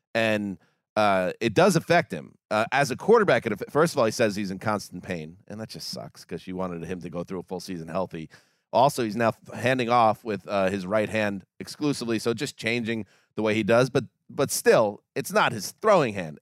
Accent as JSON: {"language": "English", "region": "New York", "country": "United States", "tie": "born or raised there", "said": "I am a native New Yorker. Further south is where I grew up, but Western New York"}